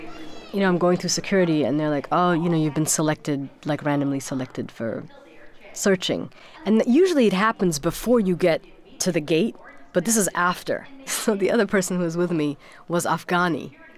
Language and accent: English; Germany; born or raised there; also born or lived in Sudan